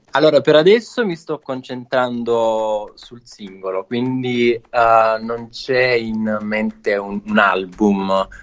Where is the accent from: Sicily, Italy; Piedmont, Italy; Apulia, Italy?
Apulia, Italy; Casamassella; vivo in un piccolo paesino vicino ad Otranto